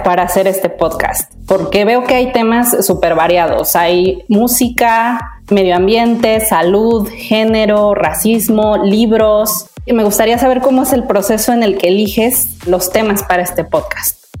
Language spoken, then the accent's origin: Spanish; Puebla, Mexico; en mi casa en Puebla, yo soy poblana